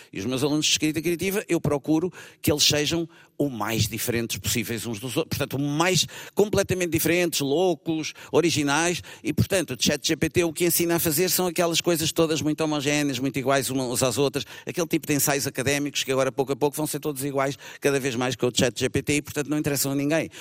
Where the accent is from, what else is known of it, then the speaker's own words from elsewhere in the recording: Lisbon, Portugal; sou mais de Alvalade, Entre Campos